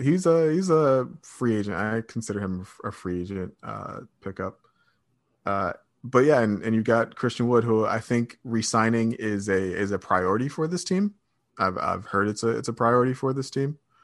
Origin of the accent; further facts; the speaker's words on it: Redford, Michigan, United States; I'm from Michigan. I'm from, uh, Redford, I guess is probably the most accurate thing, which is just west of Detroit